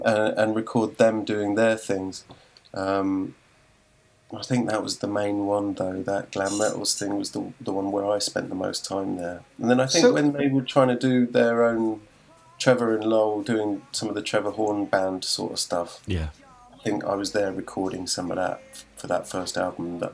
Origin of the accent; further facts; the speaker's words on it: Leatherhead, South East England, United Kingdom; moved away as an adult; also born or lived in Los Angeles, United States; I've been in Leatherhead. I grew up in Leatherhead. And then we had moved to LA.